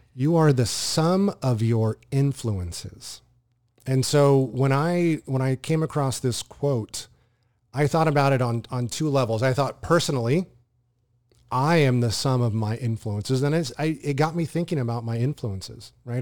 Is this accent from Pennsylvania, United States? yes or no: no; Southern California, United States; I grew up in Southern California